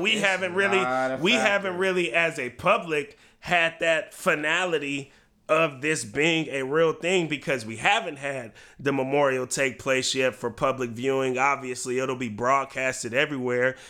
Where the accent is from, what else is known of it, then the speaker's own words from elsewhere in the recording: Bay Area, California, United States; now in Portland, United States; I grew up in the Bay Area